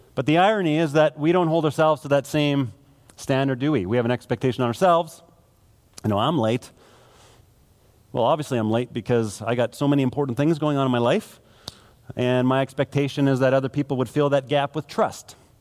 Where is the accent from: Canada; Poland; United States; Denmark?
Canada; Manitoba; now in Alberta, Canada; I grew up in Manitoba